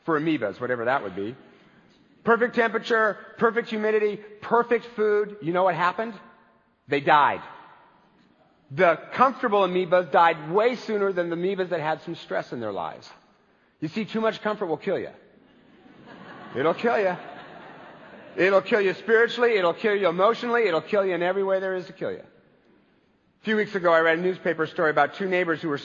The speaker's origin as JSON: {"language": "English", "country": "United States", "said": "I am an American baby boomer"}